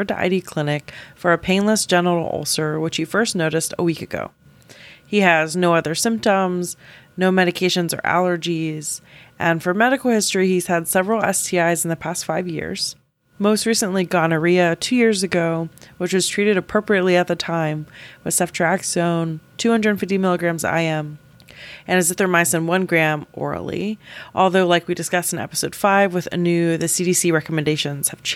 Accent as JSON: {"language": "English", "region": "the South", "country": "United States", "moved": "yes", "lives_now": "Boston, United States", "said": "I'm from the South"}